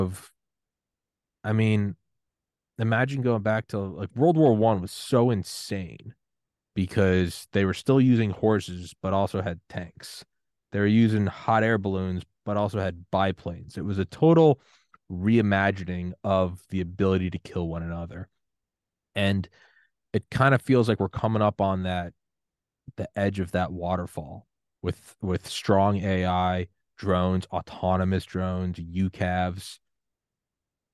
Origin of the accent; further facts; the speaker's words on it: United States; I'm American